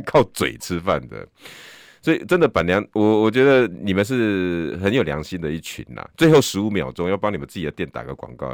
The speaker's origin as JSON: {"language": "Chinese", "country": "Taiwan", "said": "我们台湾人"}